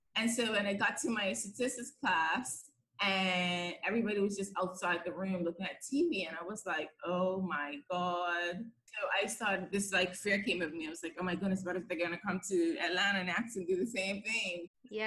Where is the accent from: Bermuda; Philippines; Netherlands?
Bermuda; moved away as an adult; now in London, United Kingdom; I'm from Bermuda.